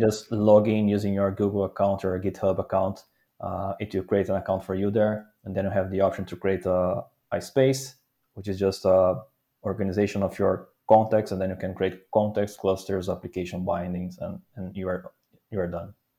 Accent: Brazil; moved away as an adult; now in Netherlands; I'm from Brazil, living in the Netherlands for almost five years now.

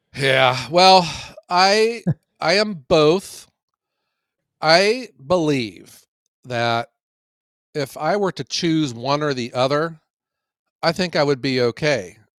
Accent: Ohio, United States; I'm from Ohio

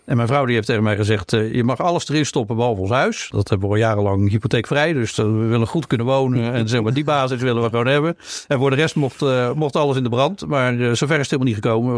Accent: Rotterdam, South Holland, Netherlands; ik ben een Rotterdammer

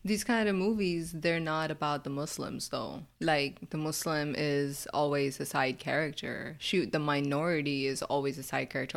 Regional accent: United States; here growing up in America

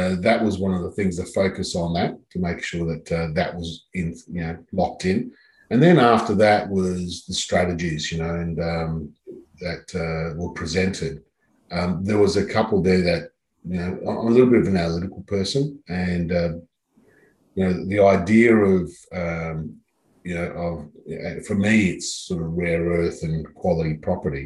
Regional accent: Adelaide, South Australia, Australia; moved away as an adult; now in Sydney, Australia; I grew up in Adelaide, so I knew Adelaide quite well.

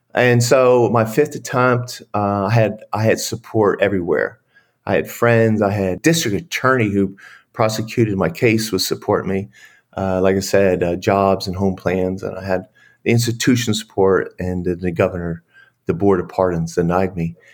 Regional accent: Pennsylvania, United States; moved away as an adult; now in Dallas, United States; spent time with my sister and family in Pennsylvania, and then I relocated three weeks later in, to here in Dallas, Fort Worth, Texas

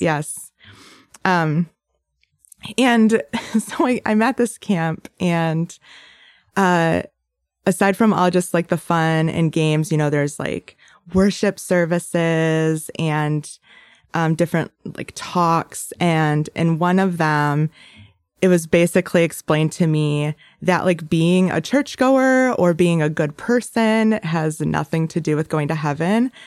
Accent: Bay City, Michigan, United States; also born or lived in Metro Detroit; I grew up in Bay City, and I'm the oldest of three.

